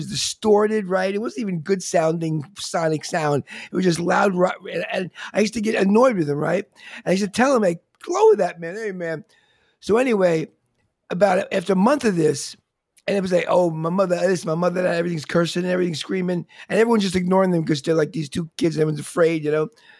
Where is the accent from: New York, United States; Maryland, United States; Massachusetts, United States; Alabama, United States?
New York, United States; Long Island; I'm in the city. I was wondering. I grew up in Long Island. I grew up in a suburban Long Island with a backyard and grass.